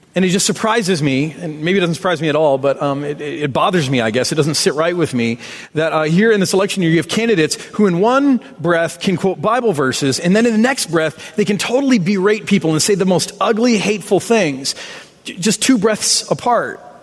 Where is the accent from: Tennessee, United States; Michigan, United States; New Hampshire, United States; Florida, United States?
Michigan, United States; I'm from Michigan. We claim road rage as a birthright.